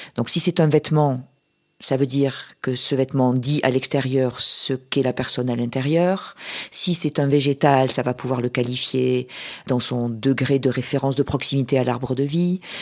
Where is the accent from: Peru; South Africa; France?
France; Toulouse, Occitania; Je viens du sud-ouest, de Toulouse